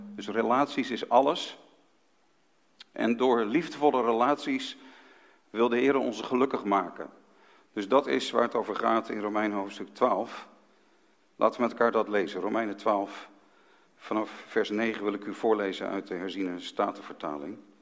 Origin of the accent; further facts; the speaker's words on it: Haarlem, North Holland, Netherlands; in Haarlem, de stad waar ik ben geboren